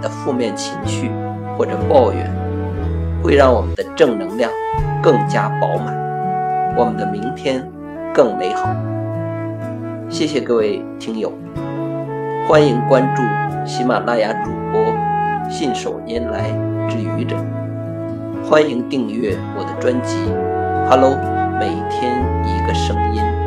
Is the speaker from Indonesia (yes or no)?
no; China; 我们中国人讲究阴阳和谐